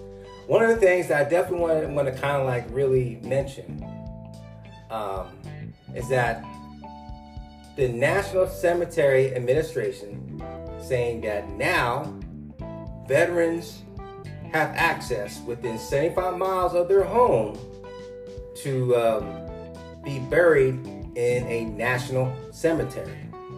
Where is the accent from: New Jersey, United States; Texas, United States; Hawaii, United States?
New Jersey, United States; now in Florida, United States; back in my home state of New Jersey